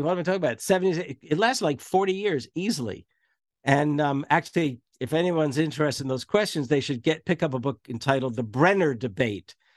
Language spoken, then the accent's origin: English; New Jersey, United States; especially as a Jersey boy, though I was from North Jersey